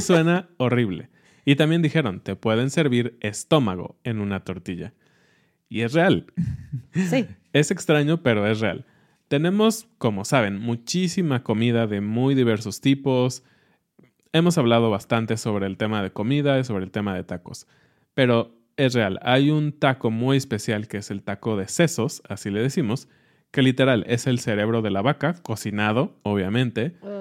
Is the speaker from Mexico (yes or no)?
yes; Mexico; nosotros como mexicanos